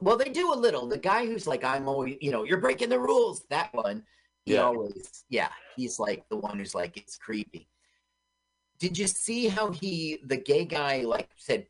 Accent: Los Angeles, California, United States; I grew up in Los Angeles.

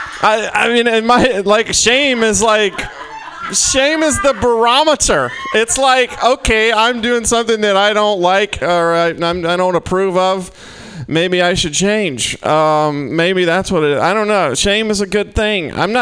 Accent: Mississippi, United States; I'm from Mississippi originally, and I just got back home from the holidays

